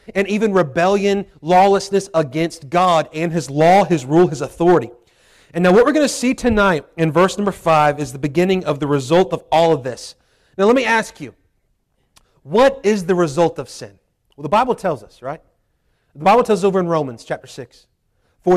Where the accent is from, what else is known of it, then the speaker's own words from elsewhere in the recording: 30 minutes from Charlottesville, Virginia, United States; my hometown, there in Charlottesville